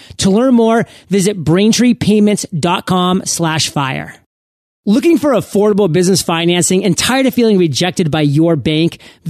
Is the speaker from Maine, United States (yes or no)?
yes; Maine, United States; I mean, I'm from the Northeast as well, Maine.